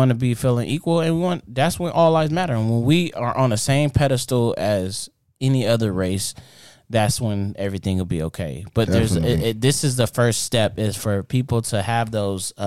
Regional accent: Inglewood, California, United States; I'm from Inglewood, California.

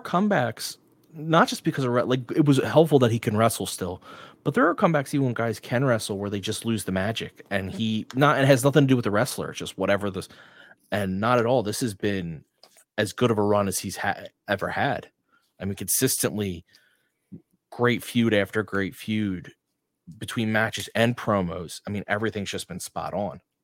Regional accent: Blackwood, New Jersey, United States; South Jerseys from Blackwood

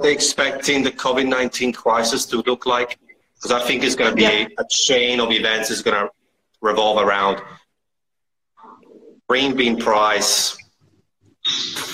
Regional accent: Italy; now in Australia; I'm from Italy originally

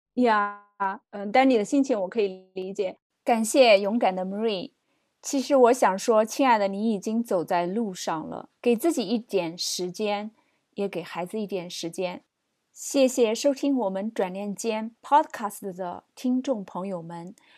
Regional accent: China; moved away; 我是一个中国人，我在海外生活的中国人

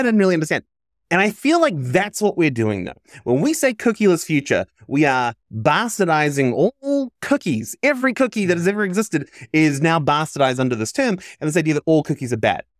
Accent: New Zealand; I grew up in New Zealand

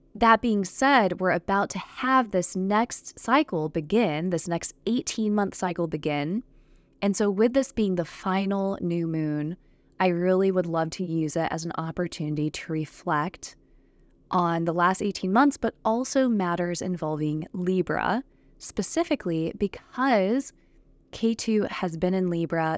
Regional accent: Texas, United States; I'm from Texas. I've lived in Texas for several years

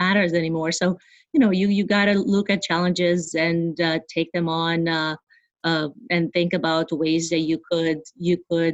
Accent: Bucharest, Romania; moved away as an adult; now in New York, United States; So I was born and raised in Bucharest, Romania

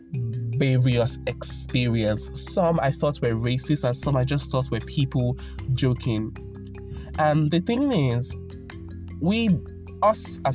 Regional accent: Nigeria; I'm from Nigeria.

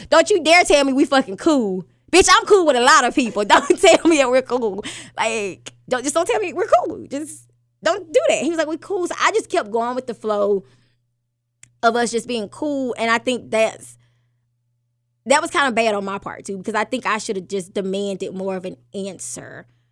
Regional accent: Alabama, United States; I'm born and raised in Alabama

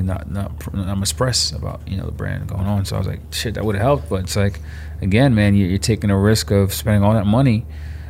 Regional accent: New York City, New York, United States; also born or lived in Long Island; I grew up in Flatbush in Brooklyn

